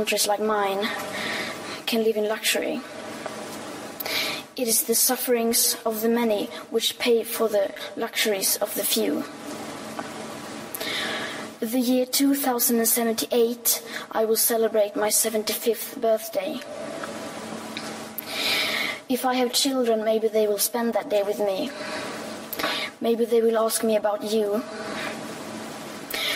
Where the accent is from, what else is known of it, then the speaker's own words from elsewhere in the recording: Sweden; I am 15 years old, and I'm from Sweden.